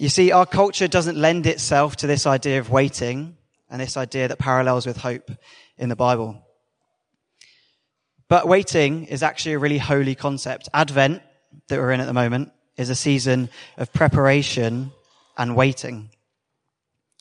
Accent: United Kingdom; we're British.

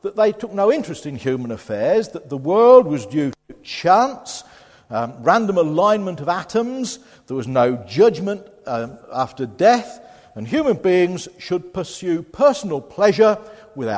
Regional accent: Boston, East Midlands, United Kingdom; now in Ipswich, United Kingdom; my hometown of Boston

